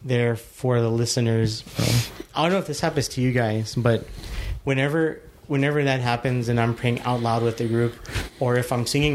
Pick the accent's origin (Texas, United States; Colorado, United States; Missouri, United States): Texas, United States; El Paso; now in San Antonio, United States; I am from El Paso, Texas